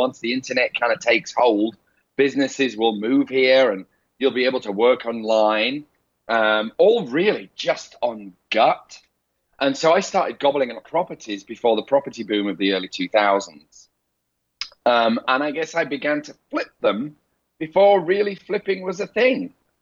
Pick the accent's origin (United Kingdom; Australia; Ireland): United Kingdom; Leeds, Yorkshire and the Humber; accent: rough Northern; moved away as an adult; also born or lived in London; now in Los Angeles, United States; I ran off to London from my hometown of Leeds